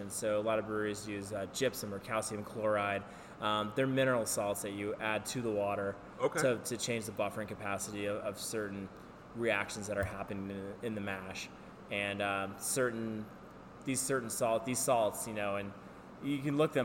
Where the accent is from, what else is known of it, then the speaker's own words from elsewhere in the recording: United States; we're American